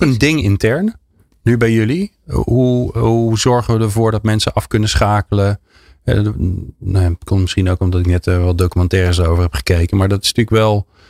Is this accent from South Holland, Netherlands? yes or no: yes; about 15 km from Delft, South Holland, Netherlands; ik ben, nou, ik denk een kilometer of 15 bij Delft vandaan geboren